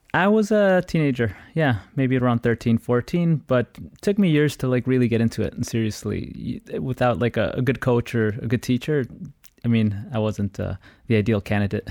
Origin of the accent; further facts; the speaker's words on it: Chicago, Illinois, United States; I was born and raised in Chicago, come from an Ecuadorian family